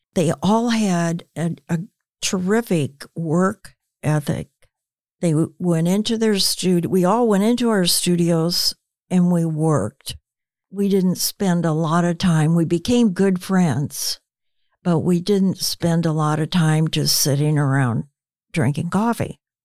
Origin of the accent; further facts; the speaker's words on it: United States; growing up in the United States